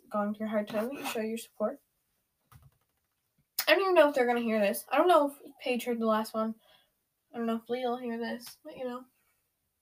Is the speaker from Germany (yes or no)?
no; Canada; We're both 13. We're both Canadian. And we both go to school together